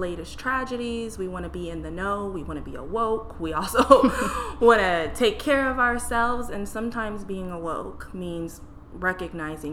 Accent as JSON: {"language": "English", "town": "Burien", "region": "Washington", "country": "United States", "tie": "born or raised there", "said": "I grew up in Berrien"}